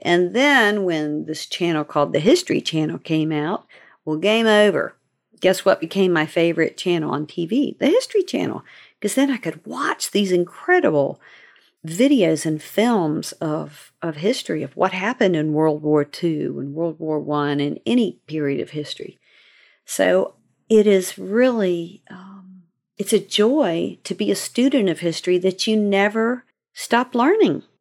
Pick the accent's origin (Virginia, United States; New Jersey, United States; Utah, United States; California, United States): Virginia, United States; Seaford; also born or lived in North Carolina; growing up in Virginia. My parents lived first in Seaford, Virginia. We moved there when I was seven months old from North Carolina